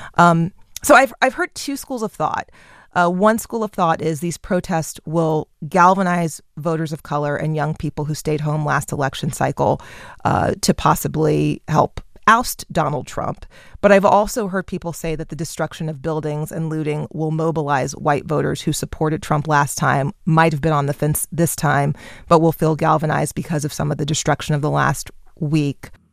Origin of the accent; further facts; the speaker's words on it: Texas, United States; in Texas, Republican Governor Greg Abbott of my home state